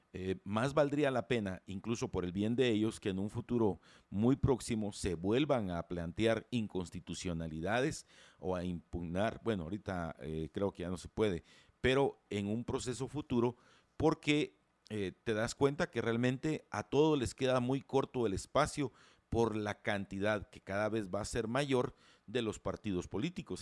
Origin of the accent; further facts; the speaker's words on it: Guatemala; somos todos los guatemaltecos